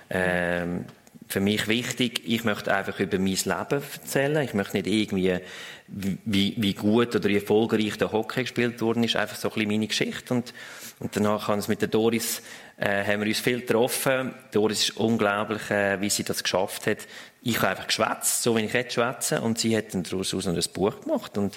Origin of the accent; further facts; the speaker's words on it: Switzerland; Ich, ich fühle, dass der Schweizer ist eine, ja, wir sind bescheiden, wir sind nicht die, die äh, gross rausposaunen, wie gut dass wir sind